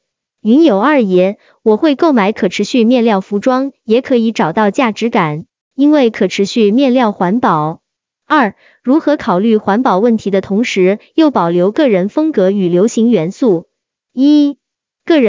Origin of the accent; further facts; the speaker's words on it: China; 回国后查看我们中国古文化资料，发现我们中国人其实一直有惜物与敬天爱人这样的价值观。